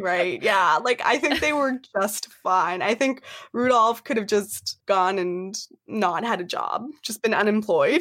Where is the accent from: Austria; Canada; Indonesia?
Canada; I am from Canada